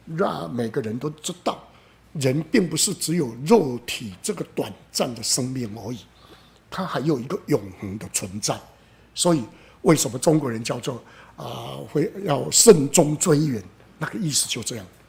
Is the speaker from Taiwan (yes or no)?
yes; Xingang, Chiayi County, Taiwan; 我故乡新港